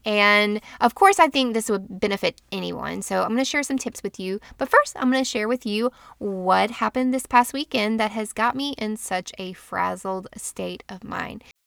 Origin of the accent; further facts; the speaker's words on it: Florida, United States; I'm from Florida